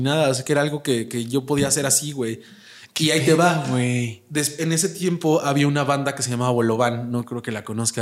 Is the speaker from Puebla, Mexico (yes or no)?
yes; Puebla, Mexico; moved away as an adult; now in Mexico City, Mexico; yo que soy originario de Puebla